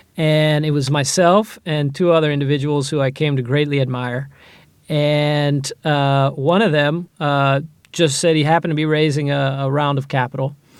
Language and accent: English; Ohio, United States; moved away as an adult; now in Israel; I grew up in Ohio in a small town